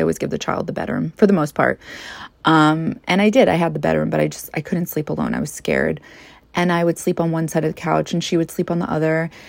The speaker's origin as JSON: {"language": "English", "region": "New York", "country": "United States", "tie": "born or raised there", "said": "You know, I grew up in Long Island for the most part. I moved to several different places. But overall, I lived in Long Island for the majority of my childhood."}